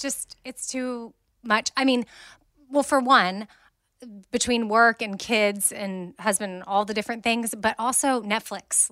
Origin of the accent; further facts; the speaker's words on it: Austin, Texas, United States; I'm from Austin